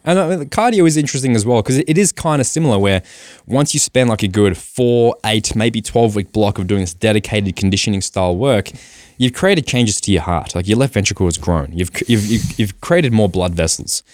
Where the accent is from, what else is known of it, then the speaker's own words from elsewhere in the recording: Australia; I am Australian as well